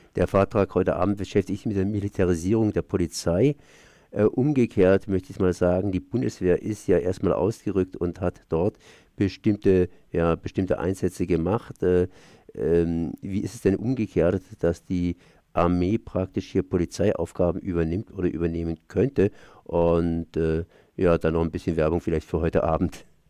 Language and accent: German; Germany; Bei uns in Deutschland